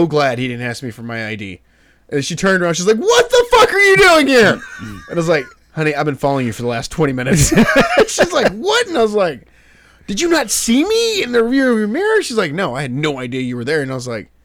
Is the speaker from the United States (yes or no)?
yes; the South, United States; accent: southern; my true southern accent.